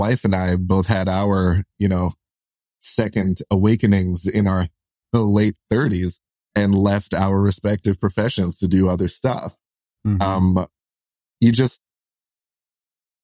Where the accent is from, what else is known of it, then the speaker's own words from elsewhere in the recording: New York City, New York, United States; we're like solidly like middle class, lower middle class, you know, growing up in Brooklyn